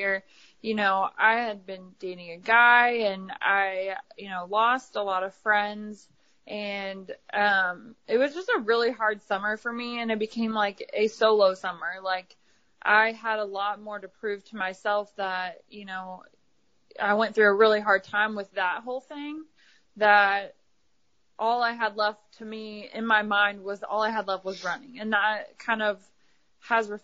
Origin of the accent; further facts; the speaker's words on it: Ohio, United States; moved away as an adult; also born or lived in Kentucky; now in Knoxville, United States; I'm from Ohio, so I moved from, you know, Kentucky to Ohio